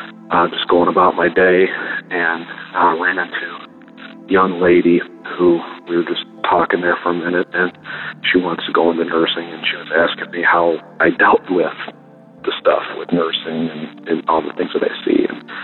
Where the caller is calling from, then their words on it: Michigan, United States; I'm the nurse from Michigan. Calling on April 15th, mainly in praise